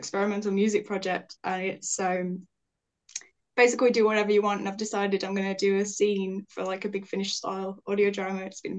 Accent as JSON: {"language": "English", "region": "West Midlands", "country": "United Kingdom", "said": "I'm 20 years old. I'm from the West Midlands in the UK."}